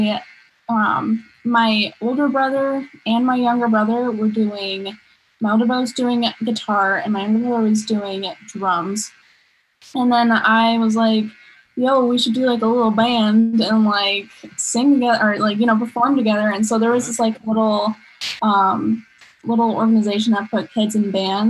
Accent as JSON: {"language": "English", "region": "Arizona", "country": "United States", "tie": "born or raised there", "said": "I've lived here my whole life."}